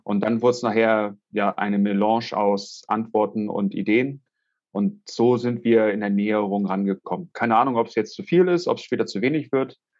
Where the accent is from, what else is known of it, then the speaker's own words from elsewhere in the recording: Hamburg, Germany; ich komme aus Hamburg, wie man das vielleicht auch hört